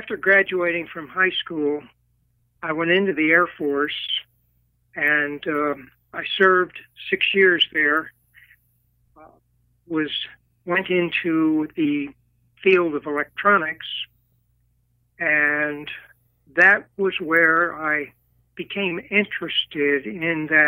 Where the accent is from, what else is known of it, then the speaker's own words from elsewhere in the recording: Philadelphia, Pennsylvania, United States; I grew up in Philadelphia, Pennsylvania